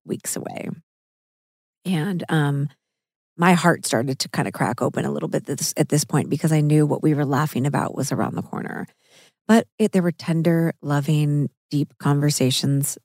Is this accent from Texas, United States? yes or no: no; Missouri, United States; I'm from Missouri